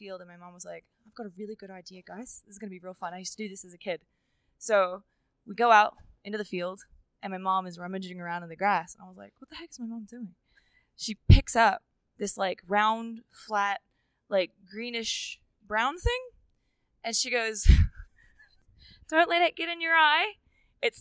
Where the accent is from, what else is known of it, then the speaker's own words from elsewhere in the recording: New Zealand; moved away; also born or lived in Reno, Nevada; I was born in Reno, Nevada, but my mom and dad, my mom is from New Zealand and my dad is from the US, and they raised me in New Zealand